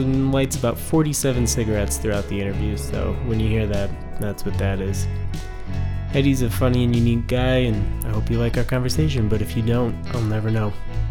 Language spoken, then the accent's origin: English; Chicago, Illinois, United States; accent: Chicago; Picked up my Chicago accent again.